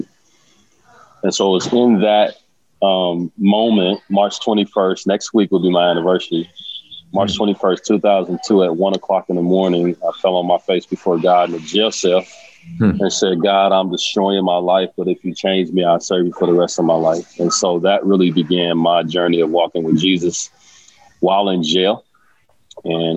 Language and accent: English; Omaha, Nebraska, United States; I grew up in Omaha and grew up in the hood, in poverty